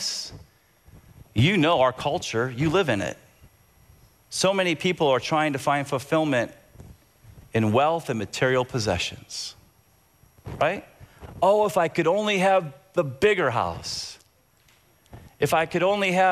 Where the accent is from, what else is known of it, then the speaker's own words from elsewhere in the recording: Tampa, Florida, United States; I grew up in Tampa, and I loved soccer growing up.